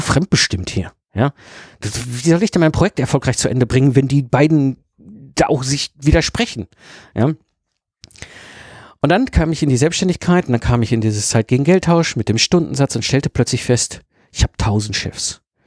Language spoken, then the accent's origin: German; Ruhr area, North Rhine-Westphalia, Germany; ich bin ein Kind des Ruhrpots, ich bin zwischen Kohle und Stahl groß geworden